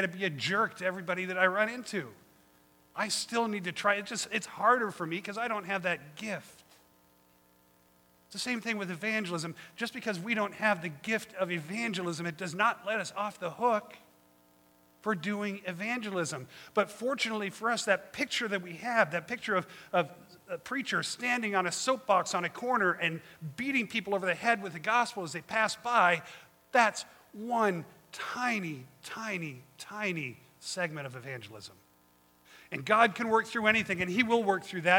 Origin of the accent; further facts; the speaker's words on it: Colorado, United States; now in Monterey, United States; I grew up in Colorado, and I'm used to good harsh winters